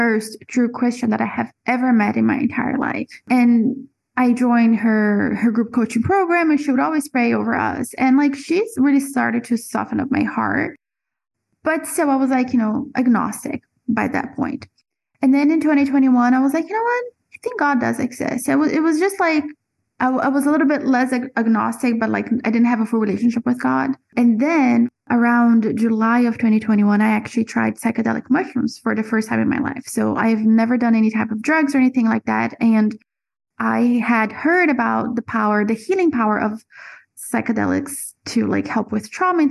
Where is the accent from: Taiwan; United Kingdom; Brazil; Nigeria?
Brazil; also born or lived in Florida; now in Central America; I was born and raised in Brazil